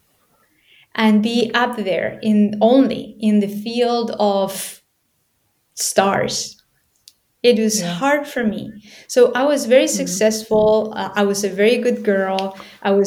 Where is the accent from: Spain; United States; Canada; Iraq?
Spain; I was born in Spain